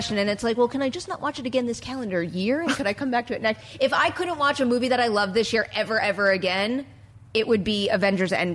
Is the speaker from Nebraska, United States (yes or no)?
no; New York, United States; I'm a New Yorker